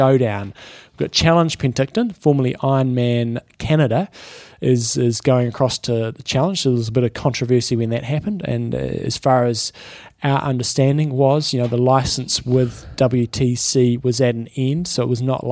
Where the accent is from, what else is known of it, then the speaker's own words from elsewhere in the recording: United Kingdom; We're a British family